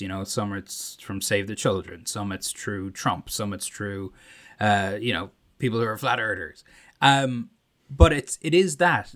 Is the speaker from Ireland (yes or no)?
yes; Ireland; accent: Irish; moved away; my Irish accent